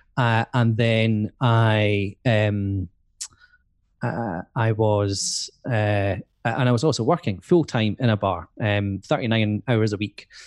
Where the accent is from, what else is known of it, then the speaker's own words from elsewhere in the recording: Edinburgh, Scotland, United Kingdom; moved away as an adult; also born or lived in Aberdeen; I'm from Edinburgh and I wanted to, to move out of Edinburgh